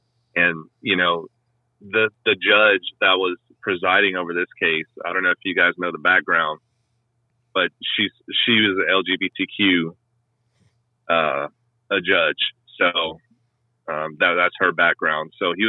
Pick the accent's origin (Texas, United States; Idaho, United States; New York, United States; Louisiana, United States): Louisiana, United States; moved away; I'm originally from Louisiana, so my math's not the best.